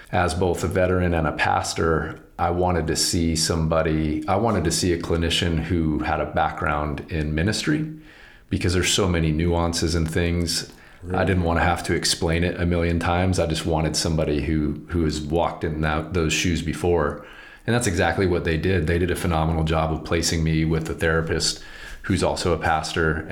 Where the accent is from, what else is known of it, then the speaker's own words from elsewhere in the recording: Southern California, United States; moved away; I'm from Southern California originally